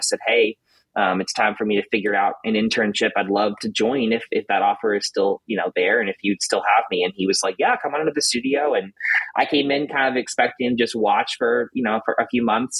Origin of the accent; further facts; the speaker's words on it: Louisville, Kentucky, United States; also born or lived in Lexington, Kentucky; this is where I'm from originally, so um, kind of came back home